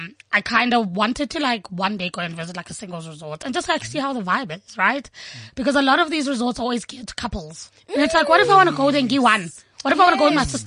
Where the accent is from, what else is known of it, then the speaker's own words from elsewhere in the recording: South Africa; South Africans are super spoiled. Like, we're so spoiled